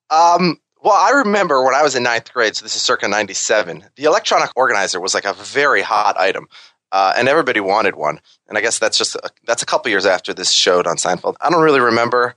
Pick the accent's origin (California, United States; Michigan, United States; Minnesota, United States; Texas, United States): Minnesota, United States; now in New York, United States; I'm from Minnesota, and I'm the only one who actually lives in New York